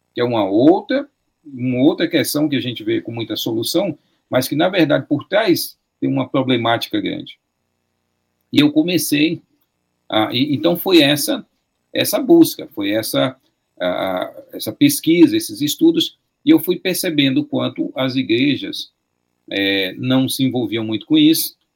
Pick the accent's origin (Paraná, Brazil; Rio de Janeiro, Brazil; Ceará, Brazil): Ceará, Brazil; Fortaleza; originalmente eu cresci dentro de uma igreja batista regular em Fortaleza